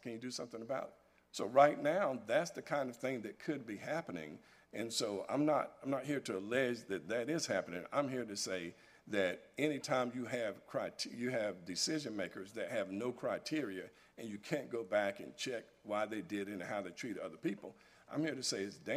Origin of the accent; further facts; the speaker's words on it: North Carolina, United States; I'm born and raised in North Carolina